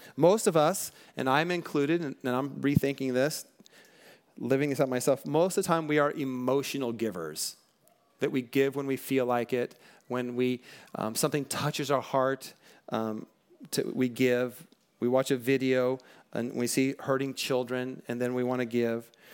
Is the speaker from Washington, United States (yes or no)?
yes; Western Washington, United States; also born or lived in Bellflower, California; now in Southern California, United States; I grew up in Washington State, Western Washington, where it just, it rains, like, all the time